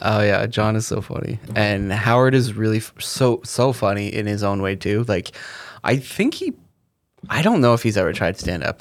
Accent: Canada; growing up in Canada, on the Comedy Channel

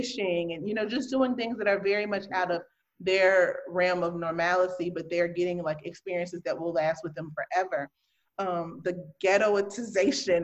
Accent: Chicago, Illinois, United States; now in Milwaukee, United States; I'm originally from Chicago

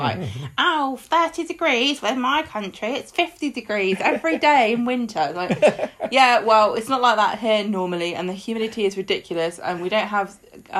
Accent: England, United Kingdom; because I'm English.

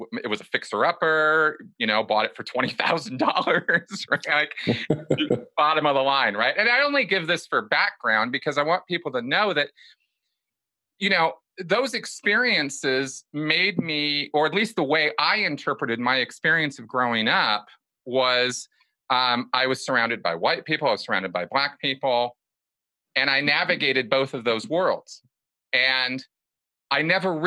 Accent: Pasadena, California, United States; I grew up in California, Los Angeles, Pasadena specifically

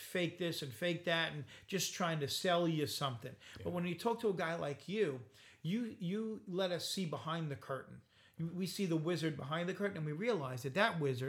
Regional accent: Bay Shore, New York, United States; I grew up in Bayshore

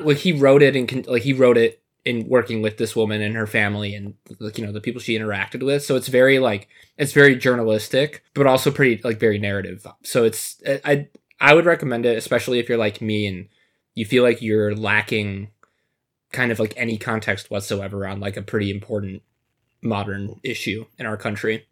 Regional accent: Michigan, United States; now in Chicago, United States; I grew up in Michigan and now living in Chicago

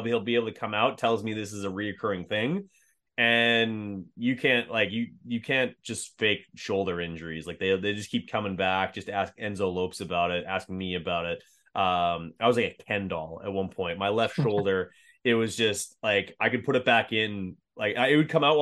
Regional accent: Manitoba, Canada; I'm from Manitoba

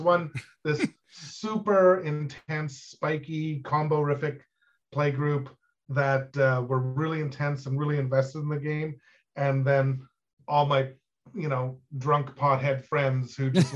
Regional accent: Ottawa, Ontario, Canada; I'm from Ottawa, Canada, where I live

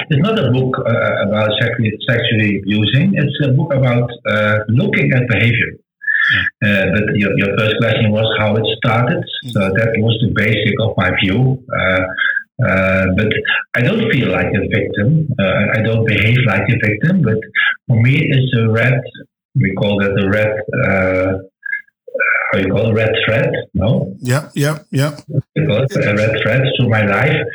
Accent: Netherlands; English is a second language; I want to excuse for my bad English because I'm not from England. I'm just a Dutch guy, a Dutch boy. So sometimes maybe my, my English is not so good.

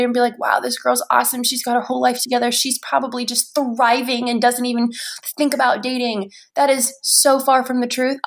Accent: United States; moved away; from Washington

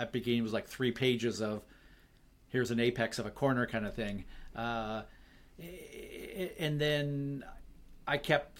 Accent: Vancouver, British Columbia, Canada; Vancouver, my hometown

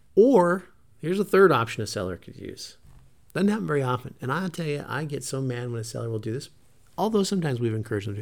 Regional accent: Montana, United States; moved away; we came from Montana. We were raised on forty-five acres.

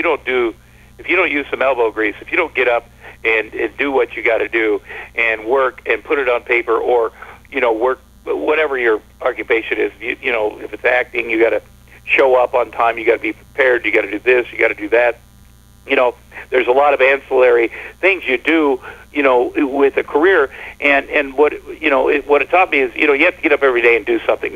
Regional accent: Ottumwa, Iowa, United States; moved away as an adult; growing up in Ottumwa, Iowa, where everything is farm-related

